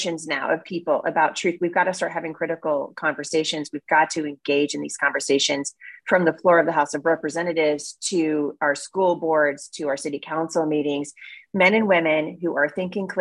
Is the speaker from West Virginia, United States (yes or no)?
no; Portland, Oregon, United States; now in Battle Ground, Washington, United States; I grew up in Oregon